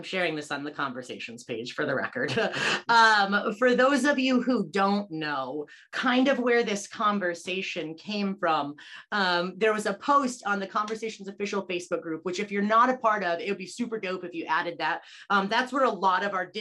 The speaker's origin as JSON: {"language": "English", "country": "United States", "also_born_or_lived": "Olean, New York", "said": "being American is a part of my context"}